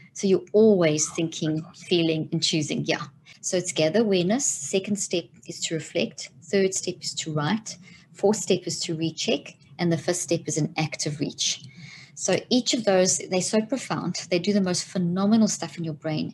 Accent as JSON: {"language": "English", "country": "South Africa", "tie": "born or raised there", "also_born_or_lived": "Zimbabwe", "moved": "as an adult", "lives_now": "United States", "said": "grew up in South Africa"}